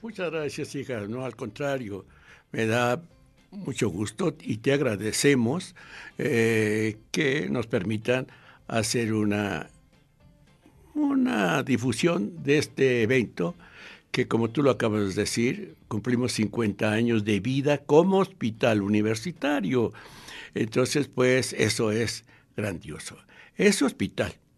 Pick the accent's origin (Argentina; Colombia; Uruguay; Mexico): Mexico; como los mexicanos